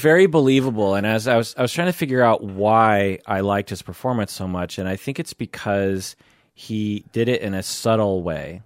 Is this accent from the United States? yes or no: yes; United States; I'm Japanese American and, um, grew up with kimchi everywhere.